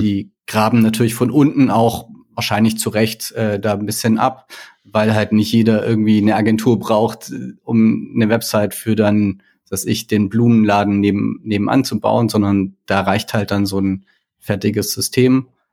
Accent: Baden-Württemberg, Germany; now in Hamburg, Germany; Ursprünglich komme ich aus Baden-Württemberg, also eher Süddeutschland. Mich hat's mittlerweile aber nach Hamburg verschlagen.

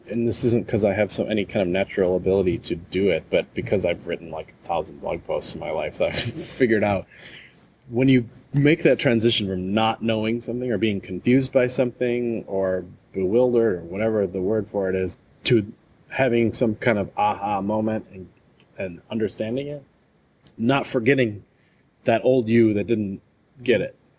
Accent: Wisconsin, United States; moved away as an adult; also born or lived in Florida / Palo Alto, California; I moved back home to my home state of Wisconsin, which is kind of right in the middle of the U.S.

